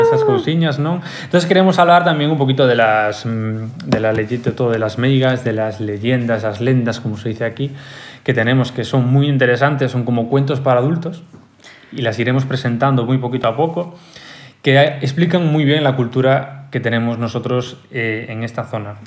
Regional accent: Galicia, Spain; todos somos gallegos

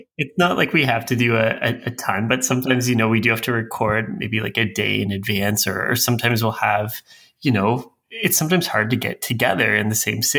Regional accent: Canada; I'm Canadian

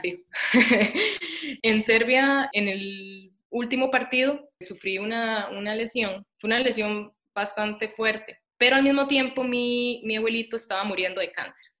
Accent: Costa Rica; moved away as an adult; also born or lived in United States; Yo me fui a los 19 años de Costa Rica y estudié en Estados Unidos ciencia del ejercicio

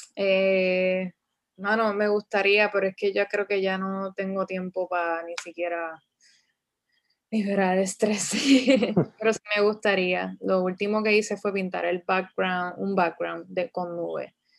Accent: Bayamón, Puerto Rico; yo soy de Bayamón

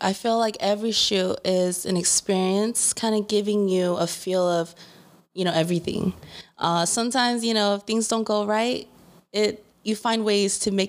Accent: Inland Empire, California, United States; I'm originally from the IE area. I've born and raised here.

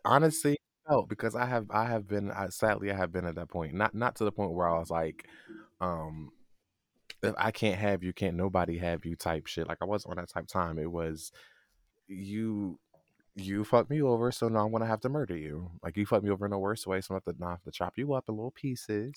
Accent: New Jersey, United States; I'm from Jersey.

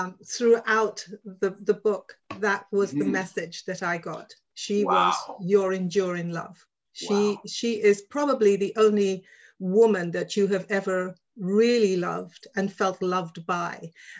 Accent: London, United Kingdom; now in Vancouver, Canada; I grew up in Shepherd's Bush. My parents are from the Caribbean, Dominica, but I grew up in Shepherd's Bush around Trinidadians.

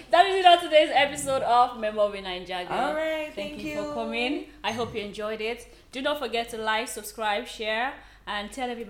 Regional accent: Nigeria; am a Nigerian lady

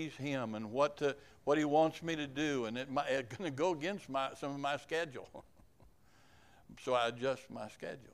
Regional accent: Kansas, United States; moved away; also born or lived in Uganda; I was from Kansas

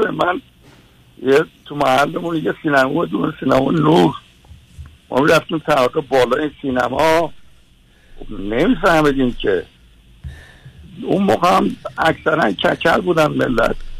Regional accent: Tehran, Tehran Province, Iran; بنده در یکی از وحشتناکترین محله های تهران یعنی جنوب کاخ سعدآباد زندگی میکردیم

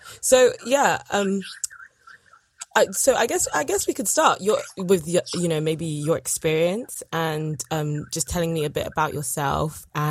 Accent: London, United Kingdom; I was born and raised in London, but yeah, I'm Nigerian by heritage and a little bit of Sierra Leone.

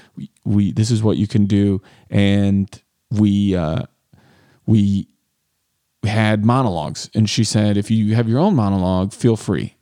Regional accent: Rochelle, United States; growing up in Rochelle

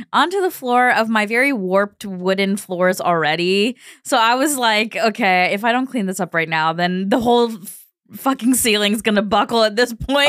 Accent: Kentucky, United States; I'm from Kentucky

